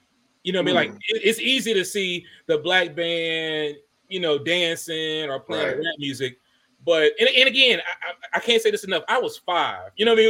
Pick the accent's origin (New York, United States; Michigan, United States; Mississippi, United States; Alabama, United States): Mississippi, United States; Greenville; born there; So I was born in Greenville, Mississippi.